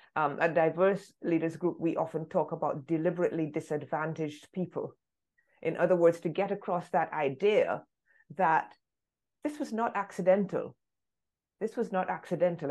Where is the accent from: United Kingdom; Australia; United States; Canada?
United Kingdom; London; first language English; I was born in London